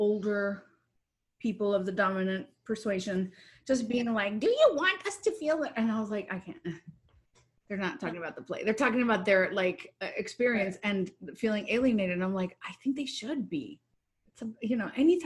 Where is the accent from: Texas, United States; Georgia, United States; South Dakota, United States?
Texas, United States; moved away; also born or lived in Chicago; I'm from Texas and then moved to Chicago